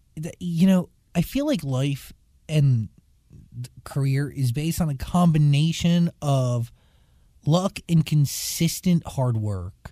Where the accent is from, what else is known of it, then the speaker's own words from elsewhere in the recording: New Jersey, United States; I am also from New Jersey